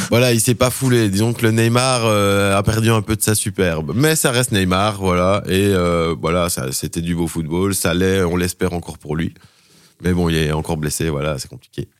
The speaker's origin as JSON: {"language": "French", "town": "Charleroi", "region": "Wallonia", "country": "Belgium", "said": "je suis Carolo à la base"}